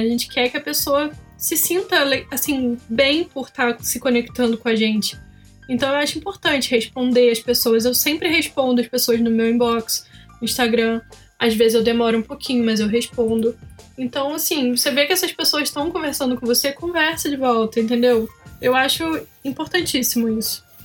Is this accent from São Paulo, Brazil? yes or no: no; Petrópolis, Rio de Janeiro, Brazil; now in Curitiba, Brazil; eu sou de Petrópolis, eu não sei se vocês sabem, eu fazia feira lá em Petrópolis, hoje estou morando em Curitiba